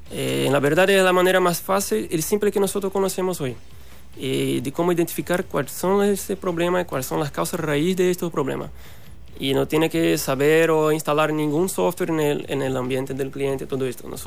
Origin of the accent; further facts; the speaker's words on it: Recife, Pernambuco, Brazil; soy eh, de Brasil, como dije, soy de Recife, una ciudad del nordeste de Brasil